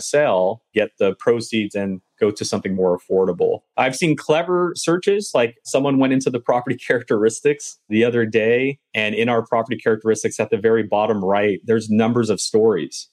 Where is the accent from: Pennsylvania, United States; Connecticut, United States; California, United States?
California, United States; Southern; I'm from Southern California